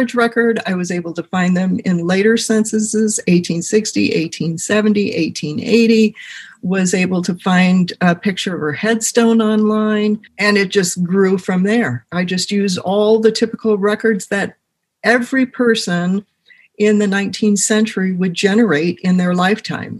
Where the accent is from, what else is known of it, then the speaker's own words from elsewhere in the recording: United States; because I'm American